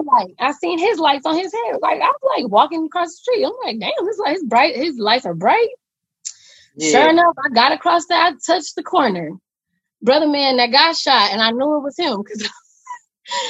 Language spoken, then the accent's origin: English; Compton, California, United States; I'm born and raised in Compton, California.